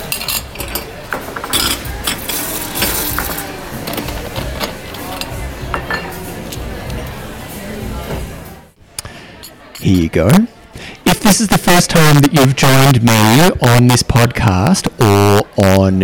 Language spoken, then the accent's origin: English; Australia; accent: Australian; my Australian accent